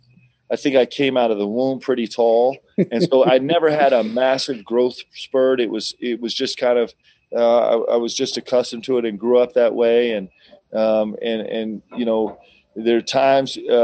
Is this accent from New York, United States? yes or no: yes; Westchester County, New York, United States; also born or lived in Nebraska; we moved to New York, lived in Westchester County